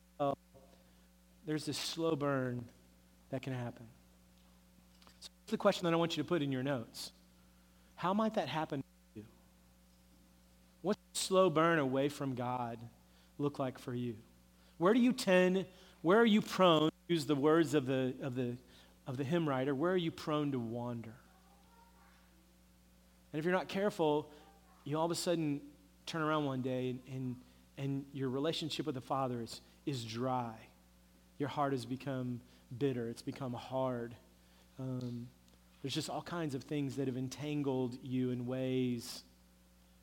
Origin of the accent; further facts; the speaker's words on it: Oklahoma, United States; growing up in Oklahoma